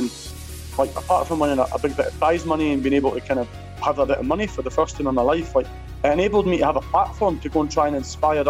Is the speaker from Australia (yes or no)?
no; Edinburgh, Scotland, United Kingdom; I come from Pilton Muirhouse in Edinburgh, and there's no often always a lot of opportunities there.